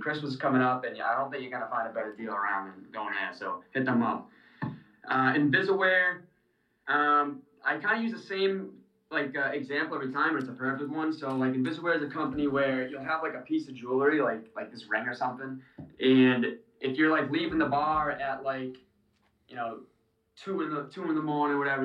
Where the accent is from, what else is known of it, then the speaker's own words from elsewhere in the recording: Dracut, Massachusetts, United States; my hometown, Drakett